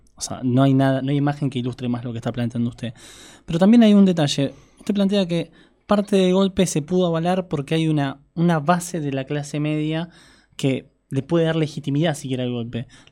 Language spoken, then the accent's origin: Spanish; Argentina; como argentino de este lado de la frontera.